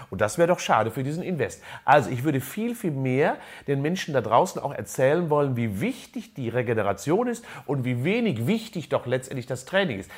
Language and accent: German; a village near Unna, North Rhine-Westphalia, Germany; ich bin in einem Dorf groß geworden in der Nähe von Unna